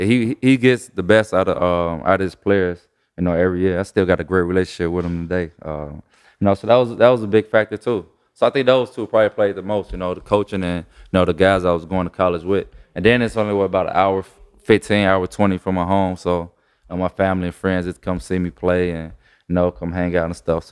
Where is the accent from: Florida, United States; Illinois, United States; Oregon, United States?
Illinois, United States; Chicago; I grew up in Chicago, like I said, you know, rough, you know, projects, neighborhood, you know.